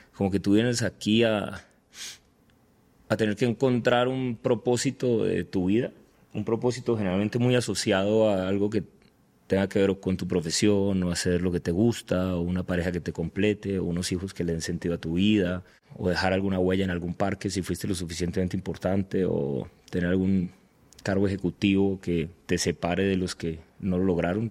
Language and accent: Spanish; Cali, Valle del Cauca, Colombia; moved away as an adult; now in Medellín, Colombia; soy de Cali, vivo en Medellín, pero sí colombiano, digo que paisa por adopción. Soy caleño, pero vivo en Medellín hace hace 13 años